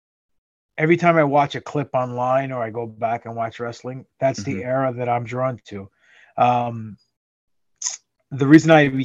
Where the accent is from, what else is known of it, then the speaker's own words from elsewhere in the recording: New York City, New York, United States; moved away as an adult; now in Los Angeles, United States; Grew up in Queens, went to school in Queens, went to Queens College.